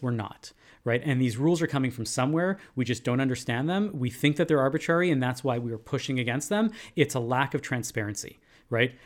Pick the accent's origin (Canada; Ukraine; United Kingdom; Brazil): Canada; we as Canadian Jews